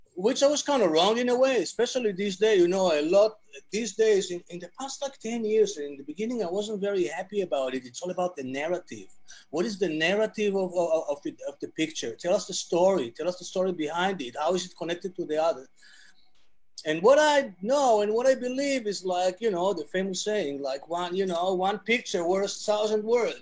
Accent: Tel Aviv, Tel Aviv District, Israel; English is a second language; moved away as an adult; also born or lived in Jerusalem; born in Israel, in Tel Aviv

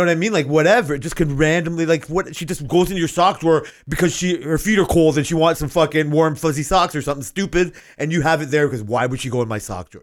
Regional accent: Toronto, Ontario, Canada; I grew up in Canada and Toronto

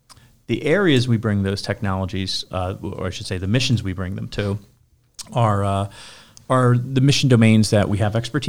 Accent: Philadelphia, Pennsylvania, United States; I'm actually from South Philly, South Philadelphia.

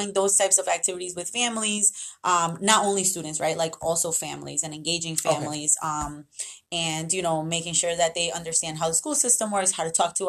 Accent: Central Falls, Rhode Island, United States; born or raised there; also born or lived in Medellín, Colombia

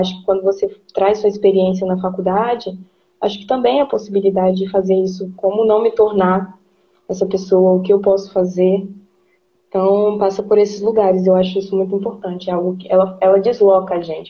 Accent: Brazil; enquanto brasileiro

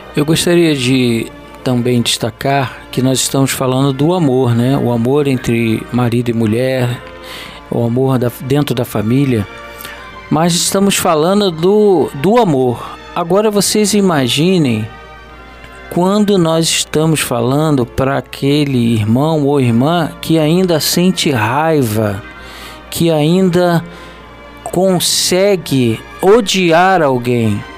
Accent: Rio de Janeiro, Brazil; eu nasci no Rio de Janeiro, mas eu me sinto um nordestino

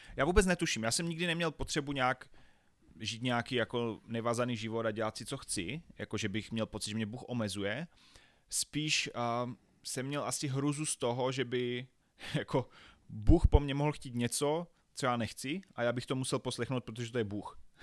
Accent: Havířov, Moravian-Silesian Region, Czechia; Já jsem se narodil ve velkom městě Havířov, což je na východě České republiky

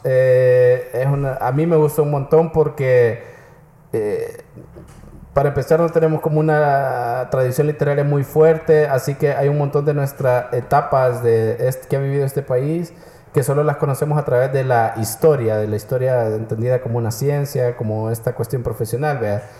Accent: El Salvador

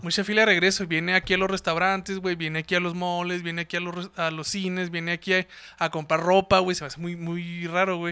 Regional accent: Mexico; also born or lived in Ciudad Juárez, Chihuahua; nosotros los mexicanos

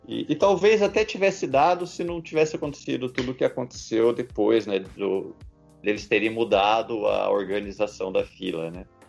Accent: São José dos Campos, São Paulo, Brazil; eu sou de São José dos Campos

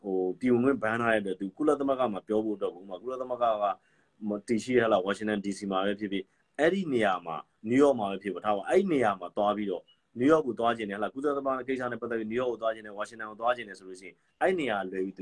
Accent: Myanmar

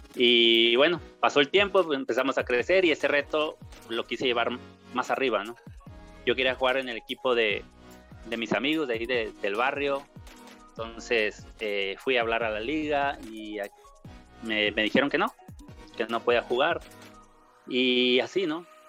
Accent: Monterrey, Nuevo León, Mexico; also born or lived in Torreón, Coahuila; llegamos aquí a Monterrey, Nuevo León, desde que tenía yo tres años de edad. Y aquí crecí

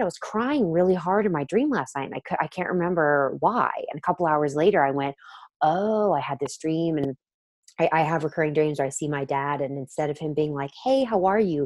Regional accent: the South, United States; I'm from the South

